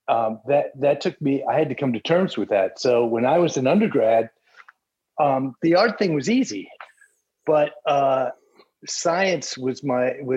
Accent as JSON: {"language": "English", "region": "Central Florida", "country": "United States", "tie": "born or raised there", "also_born_or_lived": "Midwest", "said": "I grew up in Central Florida. My parents moved from the Midwest when I was a toddler"}